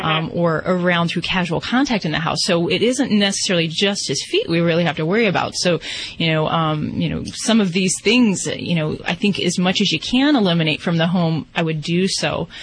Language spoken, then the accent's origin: English; Indiana, United States; I'm from Indiana myself, so yeah, shout out.